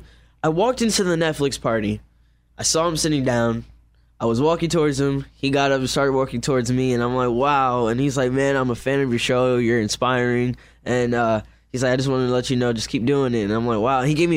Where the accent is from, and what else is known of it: New York, United States